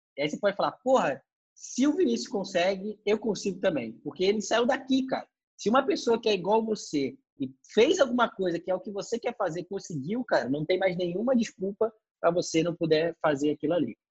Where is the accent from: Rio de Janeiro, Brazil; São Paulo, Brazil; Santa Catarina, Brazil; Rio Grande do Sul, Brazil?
Rio de Janeiro, Brazil; São Gonçalo; Eu também, pô, saí de São Gonçalo